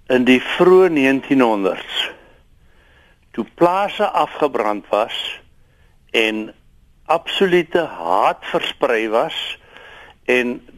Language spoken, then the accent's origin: Afrikaans; South Africa; ons as Afrikaners